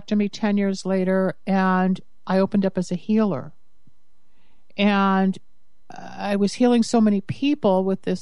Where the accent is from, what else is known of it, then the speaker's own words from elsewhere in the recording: Los Angeles, California, United States; also born or lived in Michigan; I grew up here in Los Angeles, California, which is where I'm based